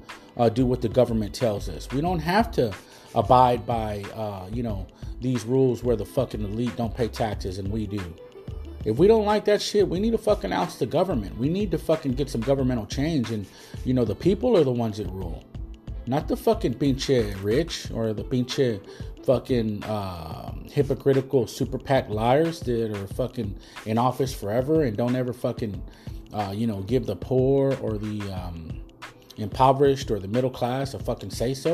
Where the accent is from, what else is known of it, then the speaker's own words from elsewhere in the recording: United States; I'm an American.